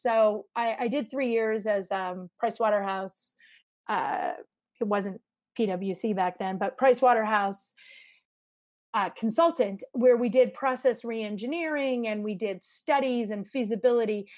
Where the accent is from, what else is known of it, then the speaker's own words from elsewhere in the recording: Montreal, Quebec, Canada; also born or lived in Vancouver, Canada / Bowen Island, Canada / Mexico City, Mexico; now in United States; I lived on Bowen Island, but I grew up in Montreal